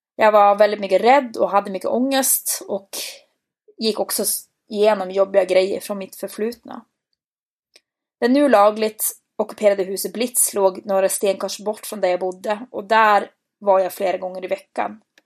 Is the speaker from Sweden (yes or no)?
no; Bodø, Nordland, Norway; moved away as an adult; hemma i Bode